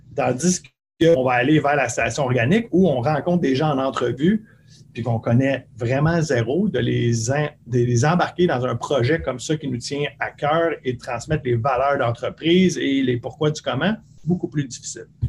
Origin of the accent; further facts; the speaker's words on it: Bourassa, Quebec, Canada; où j'ai grandi à Bourassa